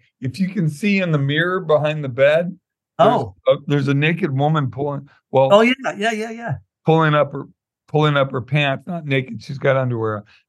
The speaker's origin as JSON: {"language": "English", "town": "Santa Monica", "region": "California", "country": "United States", "tie": "born or raised there", "lives_now": "Pasadena, United States", "said": "I was born in Santa Monica Hospital and grew up in Santa Monica off and on. Lived in the housing project in Culver City, which is about 10 miles away. But yeah, I'm a West Side boy."}